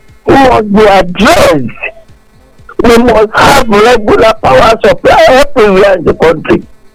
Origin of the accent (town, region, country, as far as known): Nigeria; now in United States